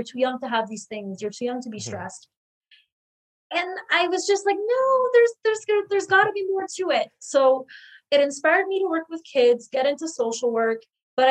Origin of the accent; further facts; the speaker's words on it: Hamilton, Ontario, Canada; I grew up in Hamilton, which is really close to Toronto